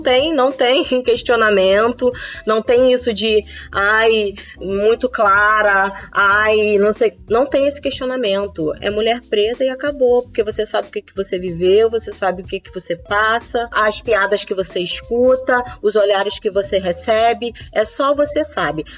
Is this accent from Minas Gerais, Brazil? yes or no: yes; interior of Minas Gerais, Brazil; now in Rio de Janeiro, Brazil; fui criada no interior de Minas